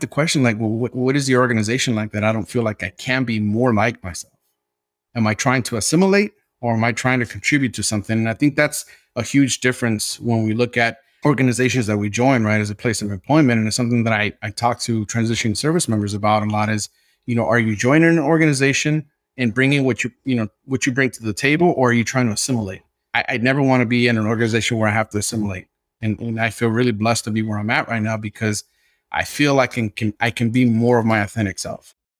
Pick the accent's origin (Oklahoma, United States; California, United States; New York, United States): California, United States; Los Angeles; But I had a very strong accent, and I spoke street English. And I was from South Central Los Angeles, and I had a hard time, right, mastering the English language